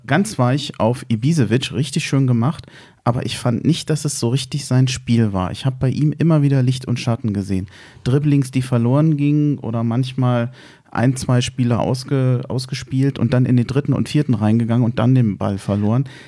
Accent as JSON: {"language": "German", "region": "Berlin", "country": "Germany", "said": "Wir als Berliner"}